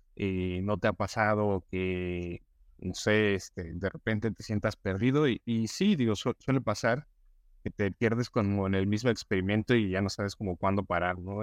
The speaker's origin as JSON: {"language": "Spanish", "country": "Mexico", "said": "como mexicanos o latinos"}